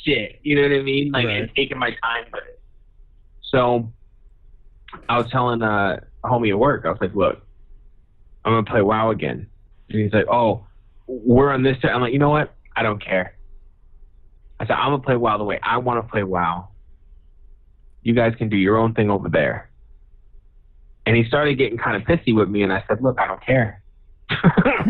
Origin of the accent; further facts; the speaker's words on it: Boston, Massachusetts, United States; I'm from Boston